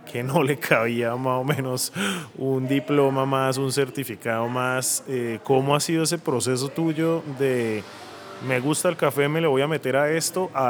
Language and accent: Spanish; Colombia; nosotros siendo colombianos